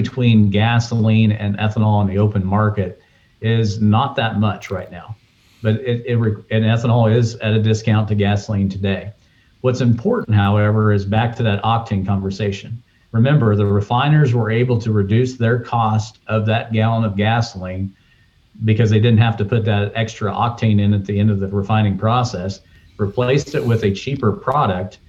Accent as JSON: {"language": "English", "region": "the South", "country": "United States", "said": "as a Southerner"}